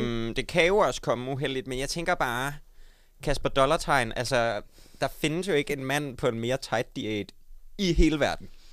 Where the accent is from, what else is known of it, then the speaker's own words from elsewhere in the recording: Odense, Southern Denmark, Denmark; jeg kommer fra Odense